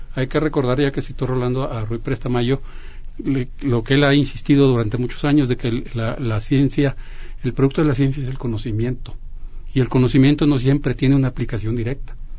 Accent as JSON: {"language": "Spanish", "country": "Mexico", "said": "de todos nosotros, de todos como, mexicanos"}